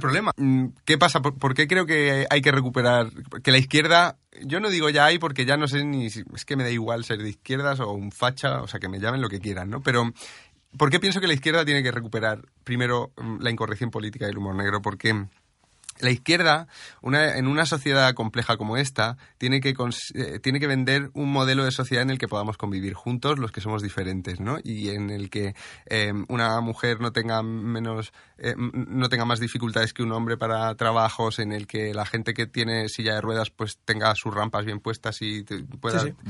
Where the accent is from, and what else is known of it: Region of Murcia, Spain